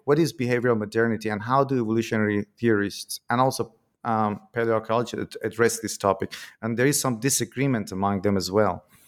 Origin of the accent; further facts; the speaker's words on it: Iran; moved away; I'm originally from Iran in my country